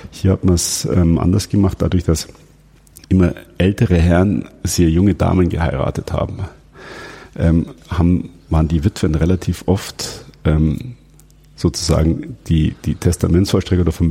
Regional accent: Cologne, North Rhine-Westphalia, Germany; Ähm, ich bin Kölner, wir haben uns dumm und dusselig verdient an euch.

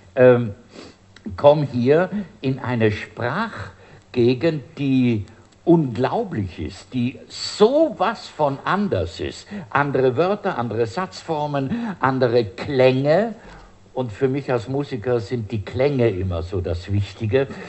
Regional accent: Bruneck, Trentino-Alto Adige, Italy; also born or lived in Siegburg / Rhineland; now in Germany; mit denen bin ich aufgewachsen und äh, habe das natürlich für ein Brunneke-Phänomen gehalten. Gell? So meine Heimat, gut, da ist das halt so.

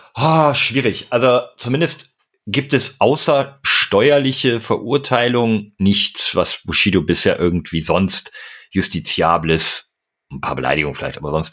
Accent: Berlin, Germany; Ich bin ja eigentlich auch gebürtiger Berliner

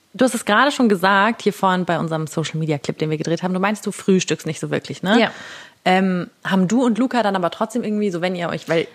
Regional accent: Tutzing, Bavaria, Germany; also born or lived in Munich; Ich wohne in München, genau, aber aufgewachsen bin ich in Tutzing

